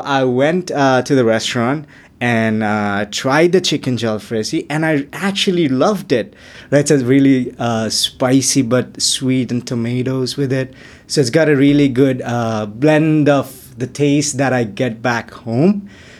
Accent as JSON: {"language": "English", "town": "Chittagong", "region": "Chittagong Division", "country": "Bangladesh", "moved": "yes", "lives_now": "Canada", "said": "I'm from Chittagong, so that's the commercial capital of Bangladesh"}